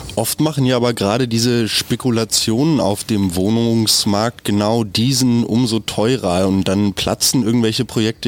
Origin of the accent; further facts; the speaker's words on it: Germany; Wir als Deutsche